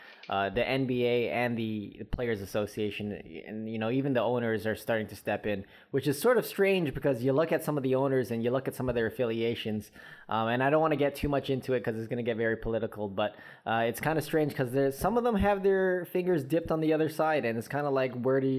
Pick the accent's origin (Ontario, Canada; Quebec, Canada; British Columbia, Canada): Ontario, Canada; Toronto; where we grew up in Jane and Finch